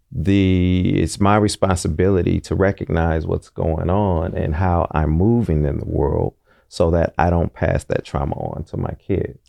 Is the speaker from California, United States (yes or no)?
yes; Oakland, California, United States; growing up in Deep East Oakland